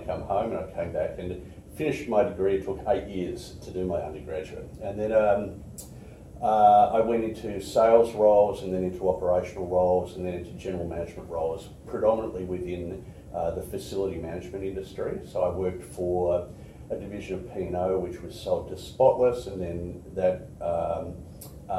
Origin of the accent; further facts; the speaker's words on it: Australia; also born or lived in Edmonton, Canada / United States / Sydney, Australia / Brisbane, Australia; I was born in Canada, in Edmonton. It was minus 42 degrees centigrade in the winter, so they only lasted a couple of years there. We then moved to the States, where my brother was born, and then moved to Australia when I was four. And I lived in Sydney, and then came to Brisbane to do my high schooling